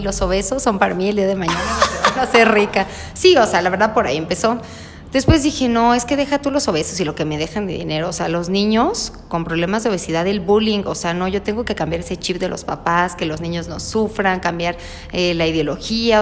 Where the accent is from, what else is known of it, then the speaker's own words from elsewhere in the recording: Mexico; somos nosotros como mexicanos